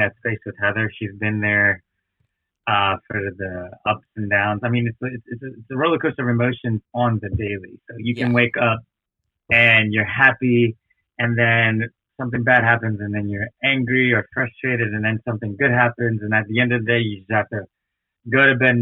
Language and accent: English; Kenner, Louisiana, United States; also born or lived in New Orleans; I was born in New Orleans, but I was raised in Kenner, Louisiana, which is where the airport is.